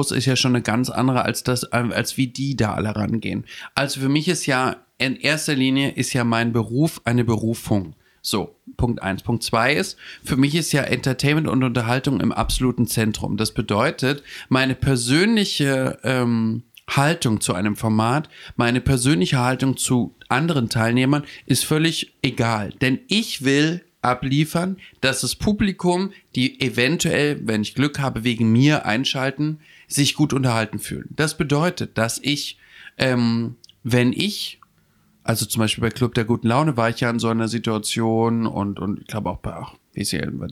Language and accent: German; Hamburg, Germany; ich komme von aus Hamburg, mh, hm, von der Reeperbahn äh, und so.